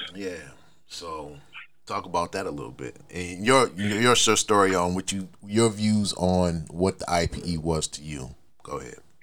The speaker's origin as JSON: {"language": "English", "town": "Buffalo", "region": "New York", "country": "United States", "tie": "born or raised there", "said": "growing up in Buffalo"}